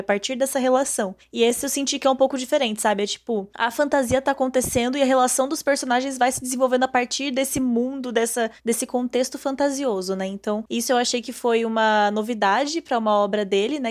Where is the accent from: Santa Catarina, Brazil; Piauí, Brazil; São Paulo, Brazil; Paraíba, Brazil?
São Paulo, Brazil; interior of; Eu sou do interior de São Paulo